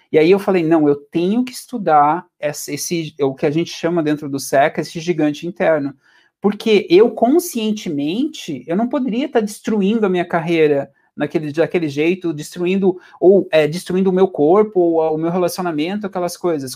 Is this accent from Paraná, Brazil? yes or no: yes; Venceslau, interior of Paraná, Brazil; moved away as an adult; also born or lived in Curitiba / England; nasci no interiorzão, tipo, do Brasil e no Paraná. É uma cidadezinha que é um, que é um ovo, assim, acho que, acho que é reduziu de tamanho, acho que nos últimos anos, veio de crescer, é, chamada Venceslau, assim, tenho muito carinho, é uma cidade onde eu nasci. Mudei para Curitiba quando eu tinha 12 anos